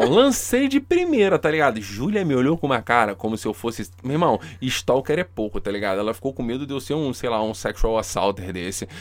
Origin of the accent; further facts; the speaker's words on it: Rio de Janeiro, Brazil; a gente é do Rio de Janeiro